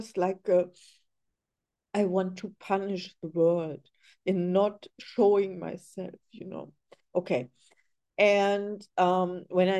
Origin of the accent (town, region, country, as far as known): Germany; English is a second language; now in Los Angeles, United States